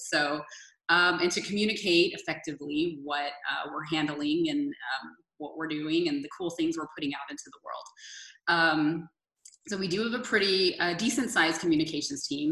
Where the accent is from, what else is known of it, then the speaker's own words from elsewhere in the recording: San Antonio, Texas, United States; moved away; I wanted to move back to my hometown, which is San Antonio